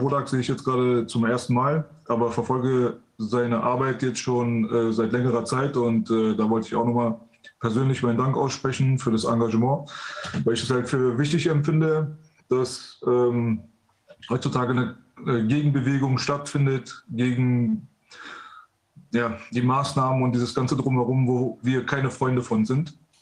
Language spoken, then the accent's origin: German; Iran; now in Germany; wir aus dem Iran äh, geflüchtet sind aufgrund äh, des Regimes dort. Ähm, wir sind, also ich bin mitten im Krieg geboren, mitten in der Revolution quasi